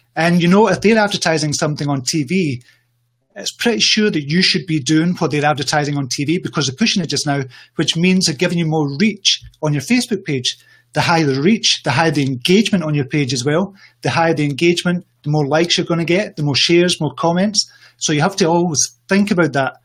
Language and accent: English; Scotland, United Kingdom; I come from Scotland.